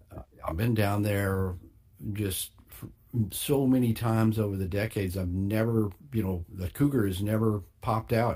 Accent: Texas, United States; my home state, the Lone Star State

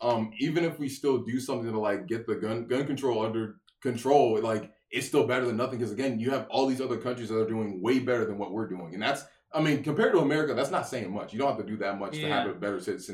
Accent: Chicago, Illinois, United States; oh, Chicago.

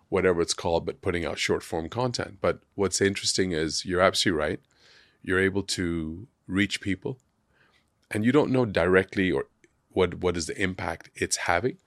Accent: Hong Kong; growing up in Hong Kong

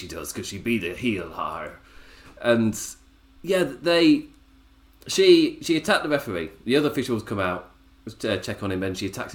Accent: England, United Kingdom; as an Englishman

